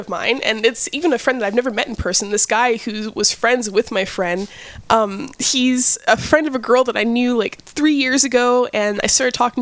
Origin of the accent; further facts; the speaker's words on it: Nashville, Tennessee, United States; I grew up in Nashville, Tennessee.